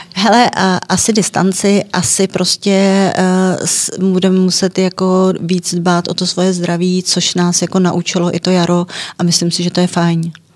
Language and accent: Czech; Czechia; U nás